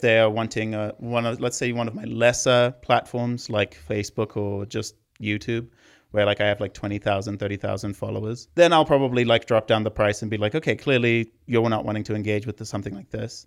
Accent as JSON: {"language": "English", "country": "Zimbabwe", "moved": "yes", "said": "I'm from Zimbabwe, if you're hearing the accent."}